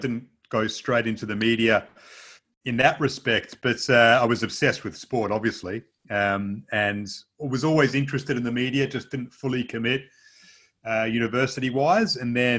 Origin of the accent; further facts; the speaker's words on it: Perth, Western Australia, Australia; So growing up in Perth